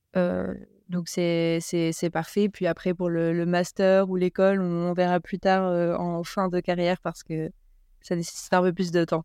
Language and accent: French; Grenoble, Auvergne-Rhône-Alpes, France; je suis née à Grenoble et, je fais mes études à Grenoble et mmh, je m'entraîne dans le Bercor. Donc j'ai commencé le ski au comité du Dauphiné